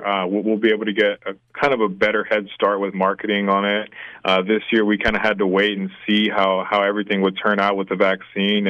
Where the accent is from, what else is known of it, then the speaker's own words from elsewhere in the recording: San Antonio, Texas, United States; now in Waco, United States; I was born and raised in San Antonio